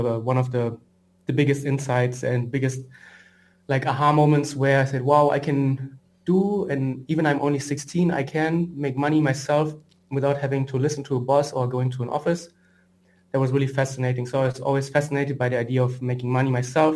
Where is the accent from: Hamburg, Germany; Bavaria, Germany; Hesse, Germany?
Hesse, Germany; Frankfurt; moved away; I'm from Frankfurt originally, which is, and I'm now in Frankfurt back again